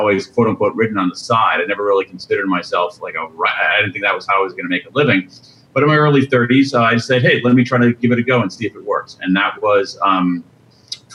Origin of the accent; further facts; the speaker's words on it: Central Ohio, United States; I grew up in Central Ohio